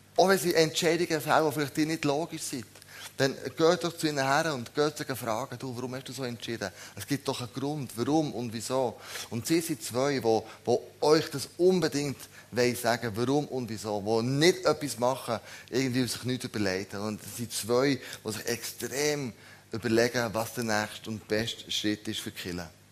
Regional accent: Switzerland; wir als Schweizer

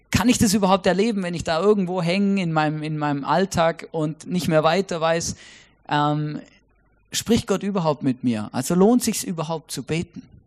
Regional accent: Stuttgart, Baden-Württemberg, Germany; moved away as an adult; also born or lived in Switzerland; now in Austria; Ich bin ja in Großraum Stuttgart aufgewachsen

